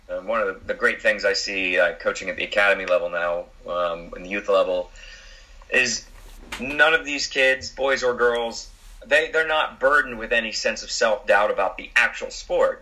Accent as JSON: {"language": "English", "region": "Florida", "country": "United States", "tie": "born or raised there", "also_born_or_lived": "United Kingdom", "moved": "yes", "said": "growing up in Florida, uh, I was an outfield player"}